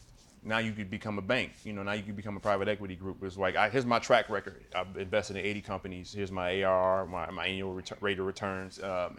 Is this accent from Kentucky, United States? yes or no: no; Illinois, United States; I'm from Illinois